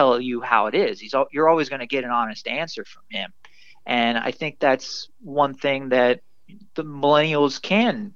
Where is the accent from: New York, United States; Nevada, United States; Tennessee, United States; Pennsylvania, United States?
Pennsylvania, United States; Upper St. Clair; my hometown of Pittsburgh and my small hometown, the specific town I lived in the suburbs of Pittsburgh, Upper St. Clair